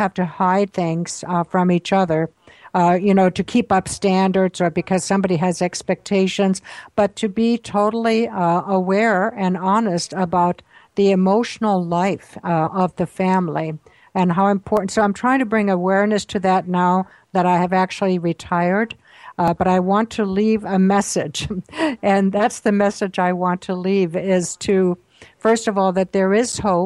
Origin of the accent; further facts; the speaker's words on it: Austria; I was born in Austria during World War II on a farm.